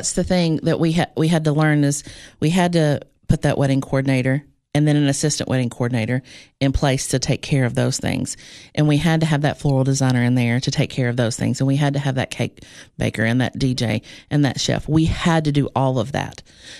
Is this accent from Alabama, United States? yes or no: no; Cookeville, Tennessee, United States; I did. I was, I'm from Cookeville.